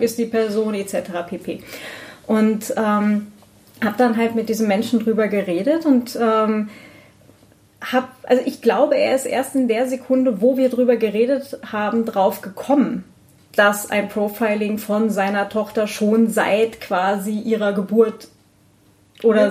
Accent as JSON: {"language": "German", "region": "Northern Germany", "country": "Germany", "tie": "born or raised there", "said": "was ich für eine freie Kindheit hatte. Ja, irgendwo so in Norddeutschland am Land"}